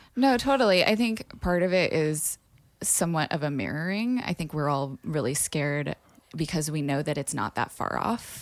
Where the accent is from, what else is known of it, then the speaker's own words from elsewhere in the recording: Burbank, California, United States; I grew up partially in the Burbank, LA area